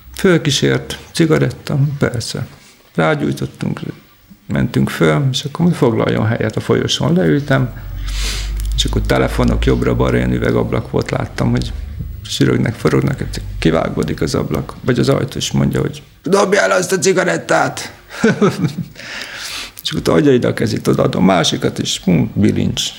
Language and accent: Hungarian; Szeged, Csongrád-Csanád, Hungary; én Szegedi vagyok